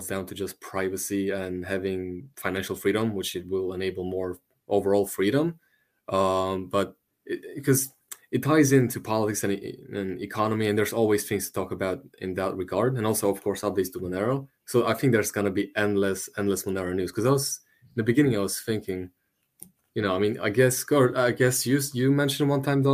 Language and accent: English; Romania; English is a second language; my hometown